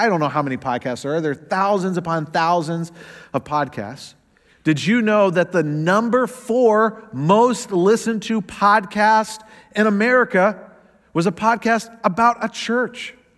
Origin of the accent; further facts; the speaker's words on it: the South, United States; Now, I know I don't sound like it, but I am from the South, the fried chicken South. And I grew up going to Southern Baptist churches.